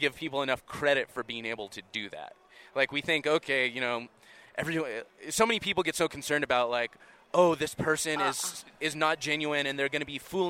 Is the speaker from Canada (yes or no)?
no; Southern California, United States; also born or lived in Hollywood; I grew up in Southern California. I lived in Hollywood for the longest time.